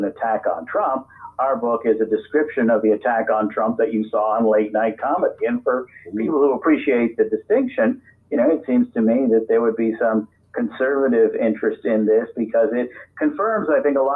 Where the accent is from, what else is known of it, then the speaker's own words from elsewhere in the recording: Vermont, United States; moved away as an adult; also born or lived in Kansas City, Missouri / Washington; now in Fredericksburg, United States; I grew up in Vermont